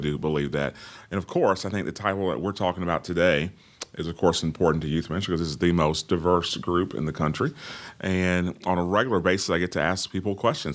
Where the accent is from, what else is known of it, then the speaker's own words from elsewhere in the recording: Orlando, Florida, United States; born and raised in the hills of Orlando, Florida